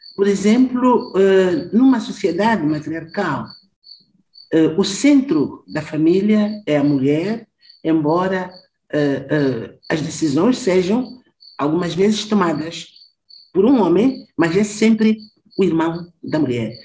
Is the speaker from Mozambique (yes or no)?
yes; southern Mozambique, Mozambique; moved away as an adult; eu sou do Sul, eu fui trabalhar e viver no norte de Moçambique